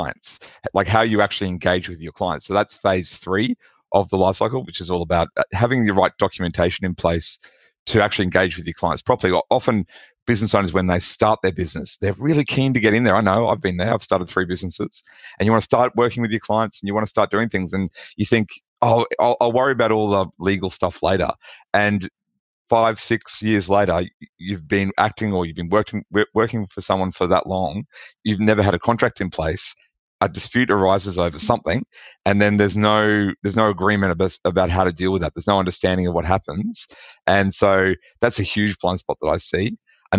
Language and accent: English; Australia; accent: Australian; People can probably tell from my accent that I'm from Australia